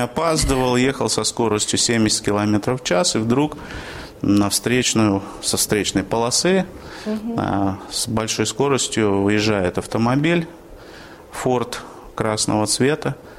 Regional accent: Yaroslavl, Yaroslavl Oblast, Russia; born or raised there; moved away as an adult; now in Orenburg, Russia

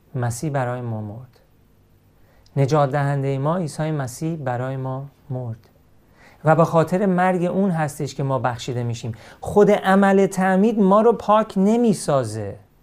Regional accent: Iran; من همیشه ایرانی هستم

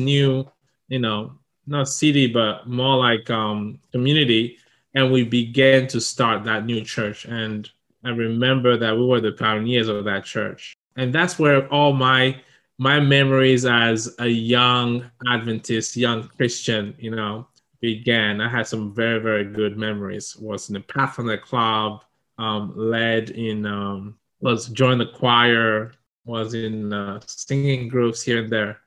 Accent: Togo; English is a second language; moved away as an adult; also born or lived in Ivory Coast / Ghana / Niger / Burkina Faso; now in Japan; when I was 5 years old, we moved back to my home country, Togo

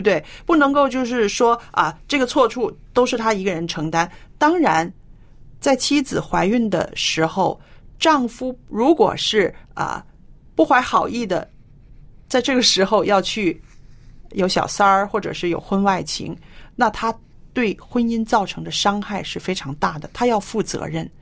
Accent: China; 在我们中国人的，呃，传统观念里边

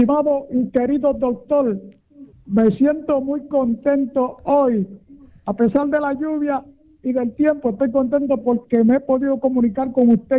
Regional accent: Carolina, Puerto Rico; Yo soy natural de Carolina, donde está frecuentado el día del aeropuerto internacional hoy

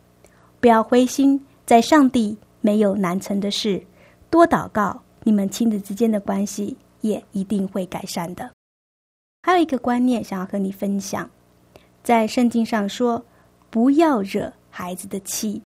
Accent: China; 我们中国人的个性是一个含蓄保守的个性

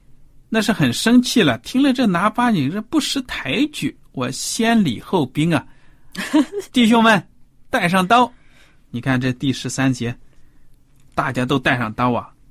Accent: China; 就好像我们中国人有的说什么狗蛋呐、狗蛋儿啊这种名字

